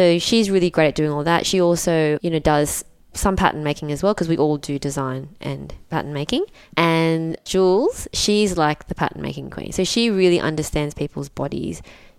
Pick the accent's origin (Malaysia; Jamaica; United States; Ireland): Malaysia; And then we'd been learning how to sew since we were very little because we're migrants from Malaysia.